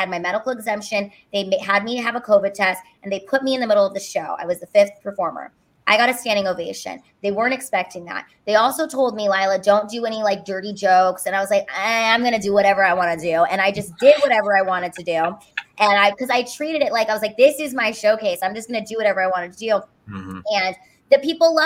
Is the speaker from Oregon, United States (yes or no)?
no; Los Angeles, California, United States; moved away as an adult; also born or lived in Honolulu, Hawaii; now in Texas, United States; I'm from Los Angeles